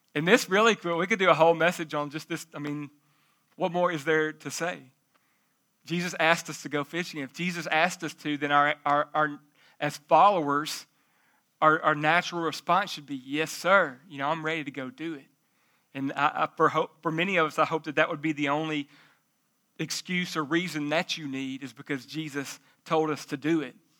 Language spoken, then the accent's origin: English; Jacksonville, United States; I'm from Jacksonville, but it ain't that bad